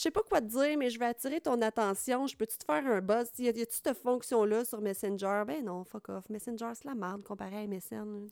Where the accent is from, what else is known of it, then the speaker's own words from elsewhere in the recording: Trois-Rivières, Quebec, Canada; je viens de Trois-Rivières